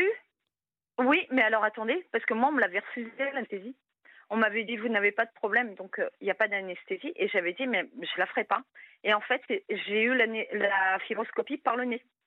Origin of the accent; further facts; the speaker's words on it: Brittany, France; je suis bretonne